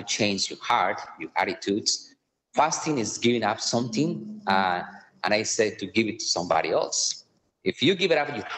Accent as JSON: {"language": "English", "country": "Colombia", "also_born_or_lived": "Connecticut, United States", "second_language": "English", "moved": "as an adult", "lives_now": "Kansas City, United States", "said": "I am from Colombia, from the beautiful country of Colombia in South America."}